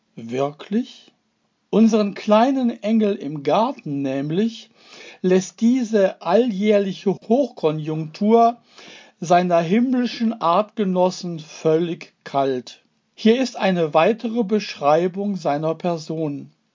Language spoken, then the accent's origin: German; Duisburg, North Rhine-Westphalia, Germany; meine Heimatstadt Duisburg